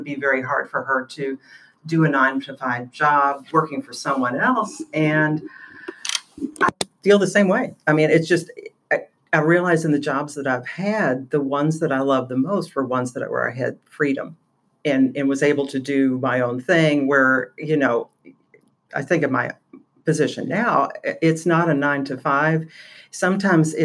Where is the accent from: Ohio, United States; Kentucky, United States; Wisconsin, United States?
Kentucky, United States; Louisville; also born or lived in Nashville, Tennessee; here in Louisville, Kentucky